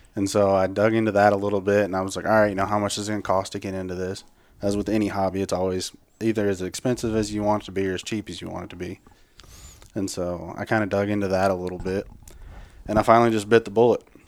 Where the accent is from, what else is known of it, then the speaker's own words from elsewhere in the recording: Higginsville, Missouri, United States; now in Blue Springs, United States; Right now, I call Blue Springs home. I'm from Higginsville.